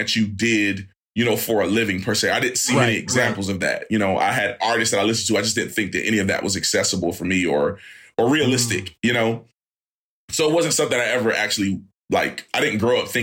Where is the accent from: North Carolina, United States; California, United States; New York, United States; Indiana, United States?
North Carolina, United States; Fayetteville; I'm from Fayetteville, North Carolina originally